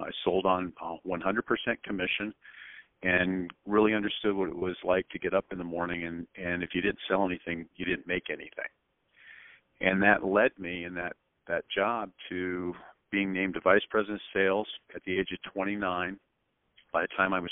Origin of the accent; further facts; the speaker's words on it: Spokane, Washington, United States; I was born in Spokane, Washington. I went to high school there